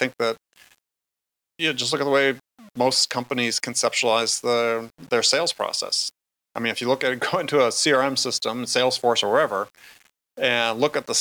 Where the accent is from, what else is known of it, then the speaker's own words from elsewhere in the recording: Wisconsin, United States; I grew up in Wisconsin